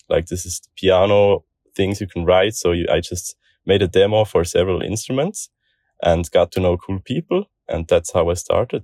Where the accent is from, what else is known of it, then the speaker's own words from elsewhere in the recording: Switzerland; I'm from Switzerland, twenty-five years old